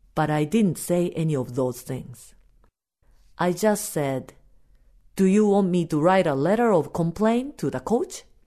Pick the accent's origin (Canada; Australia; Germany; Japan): Japan; first language Japanese; English is a second language; now in United States; my native language